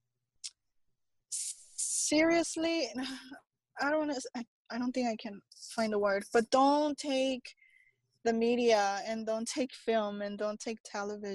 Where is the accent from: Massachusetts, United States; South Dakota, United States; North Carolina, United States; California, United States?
California, United States; Los Angeles; moved away; born and raised in East